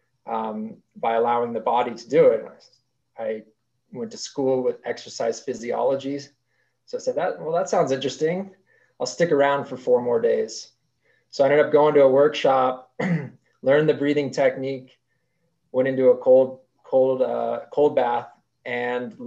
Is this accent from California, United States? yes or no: no; Park City, Utah, United States; I grew up here in Utah. My family moved to Park City when I was very young